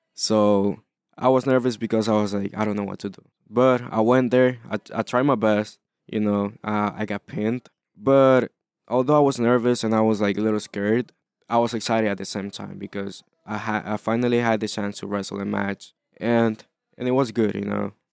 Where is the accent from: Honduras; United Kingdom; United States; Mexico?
Honduras; moved away; I wasn't born here. So, I was born in Honduras